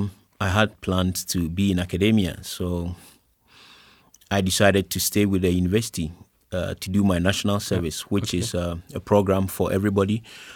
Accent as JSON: {"language": "English", "region": "Eastern Region", "country": "Ghana", "tie": "born or raised there", "said": "I was born in Ghana, born and raised. Had all my education in Ghana. I was in the eastern part of Ghana for my basic school and for the secondary school."}